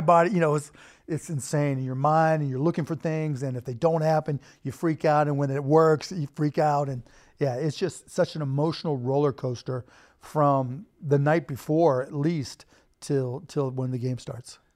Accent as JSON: {"language": "English", "town": "Pittsburgh", "region": "Pennsylvania", "country": "United States", "tie": "born or raised there", "also_born_or_lived": "Bloomington, Indiana", "moved": "as an adult", "lives_now": "Dallas, United States", "said": "I grew up in Pittsburgh and Bloomington"}